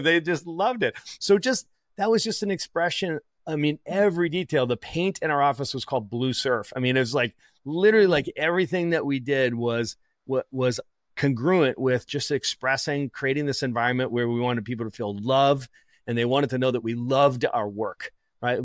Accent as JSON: {"language": "English", "town": "Boston", "region": "Massachusetts", "country": "United States", "said": "I'm from Boston"}